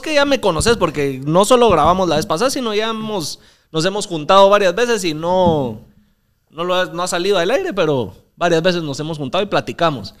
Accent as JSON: {"language": "Spanish", "town": "Mixco", "region": "Guatemala Department", "country": "Guatemala", "tie": "born or raised there", "said": "Yo crecí en San Cristóbal."}